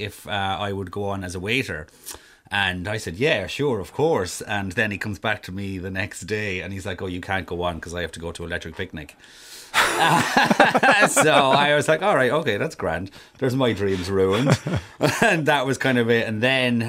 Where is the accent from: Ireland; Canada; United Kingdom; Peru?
Ireland; Durrow, Laois; I'm originally from Durrow in County Leash.